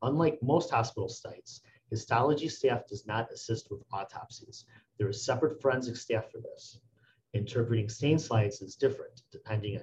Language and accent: English; Lincolnwood, Illinois, United States; I'm from Lincolnwood, Illinois, and I have been a histotechnologist for 17 years